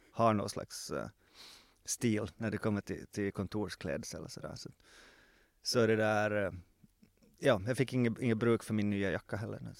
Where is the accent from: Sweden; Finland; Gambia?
Finland; Jakobstad, Ostrobothnia; born there; vilket betyder att det i mitt pass står att jag är född i Jakobstad.